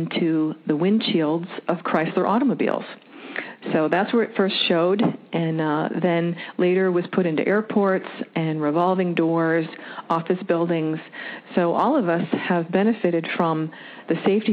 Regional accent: Wisconsin, United States; also born or lived in Florida; now in Dearborn, United States; I'm from Wisconsin also

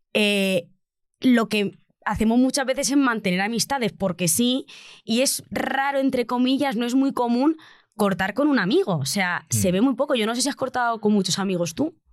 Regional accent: Albacete, Castilla-La Mancha, Spain; now in Madrid, Spain; yo soy una provinciana de Albacete

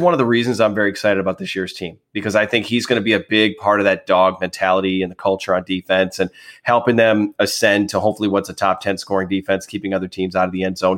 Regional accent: Wisconsin, United States; also born or lived in northern Illinois; I'm, I'm originally from there, although obviously I grew up in Wisconsin.

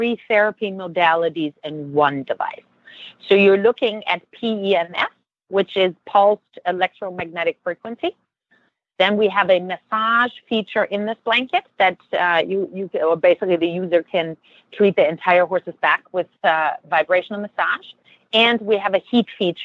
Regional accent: Germany; now in United States; I grew up in Germany

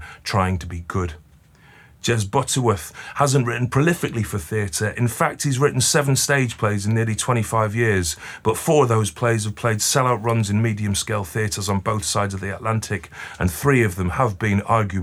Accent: Stockport, North West England, United Kingdom; growing up in Stockport

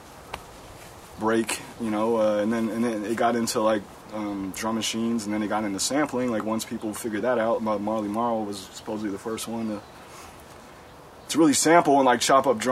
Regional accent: Cincinnati, Ohio, United States; now in Berkeley, United States; growing up in Cincinnati

